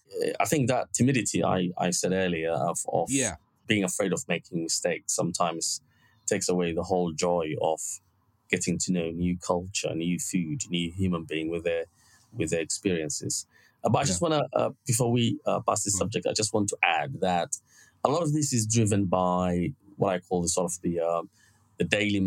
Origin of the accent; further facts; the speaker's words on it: Somalia; now in Bristol, United Kingdom; I see myself now as British. I've been here 20 years. To be honest, most of my life I've been in this country rather than Somalia.